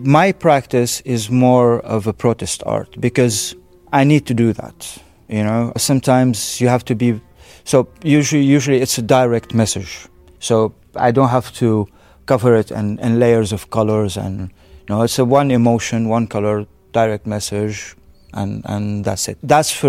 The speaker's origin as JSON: {"language": "English", "country": "Syria", "tie": "born there", "also_born_or_lived": "Lebanon", "said": "Well, I can't go to my home. I was born in Syria, and my family, we were cast out because of the Syrian regime during the 80s. And also when I was in Lebanon, even though I have a Lebanese nationality"}